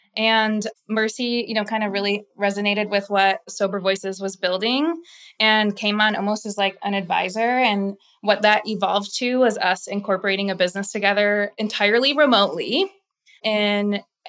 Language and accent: English; Midwest, United States; accent: Midwestern; now in Austin, United States; I'm like almost Canadian with my Midwestern accent.